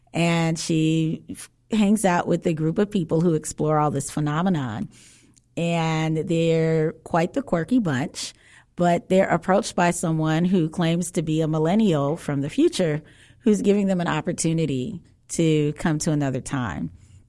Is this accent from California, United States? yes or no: no; Chicago, Illinois, United States; Well, I'm a Southsider, so.